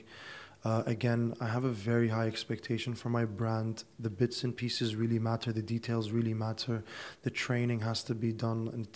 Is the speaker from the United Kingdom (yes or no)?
no; Abu Dhabi, United Arab Emirates; also born or lived in Dubai; Born and raised in Abu Dhabi